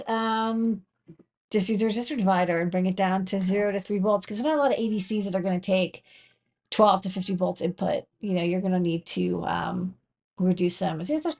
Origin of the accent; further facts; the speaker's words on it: Boston, Massachusetts, United States; moved away as an adult; now in New York City, United States; I'm from Boston